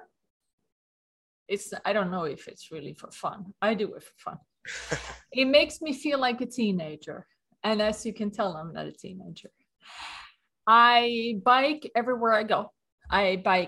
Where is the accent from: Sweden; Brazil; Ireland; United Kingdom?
Sweden; accent: Swedish; English is a second language; moved away as an adult; now in New York, United States; I'm from Sweden, hence the accent. But I moved to New York in 1994